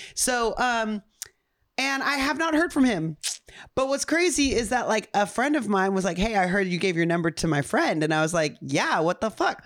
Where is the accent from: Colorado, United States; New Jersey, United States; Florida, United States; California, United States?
California, United States; Upland; also born or lived in Ontario, California; I was from Ontario, Upland, which is technically